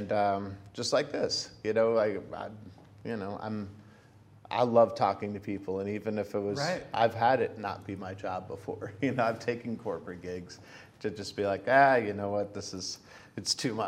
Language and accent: English; Hartsville, Pennsylvania, United States; I was a kid from Hartsville, Pennsylvania, where no one famous came from